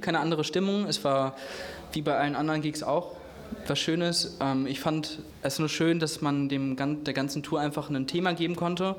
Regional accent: Herne, North Rhine-Westphalia, Germany; also born or lived in Munich; ich bin in Wanne-Eickel aufgewachsen. Ich habe meine Jugend, meine Kindheit dort verbracht

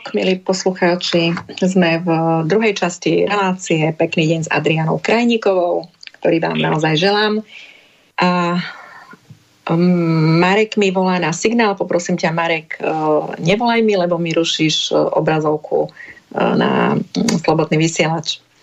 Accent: eastern Slovakia, Slovakia; u nás na východe

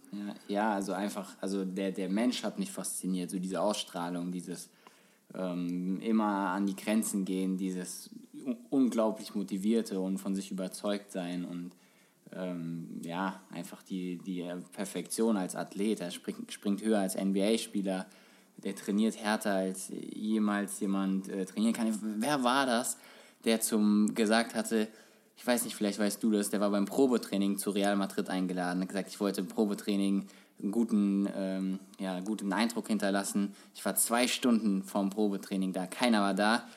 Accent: Frankfurt, Hesse, Germany; als Kind halt, als Frankfurter Junge warst du schon irgendwie Eintracht-Fan

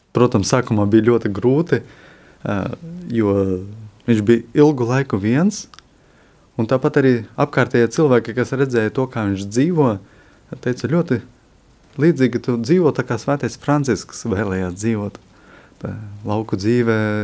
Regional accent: Latvia; moved away as an adult; now in Lithuania; esmu latvietis. Jau 13 gadus esmu prom no Latvijas

